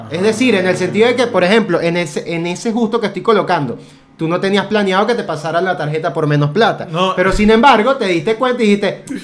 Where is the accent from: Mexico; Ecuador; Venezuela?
Venezuela; los venezolanos siempre estamos pendientes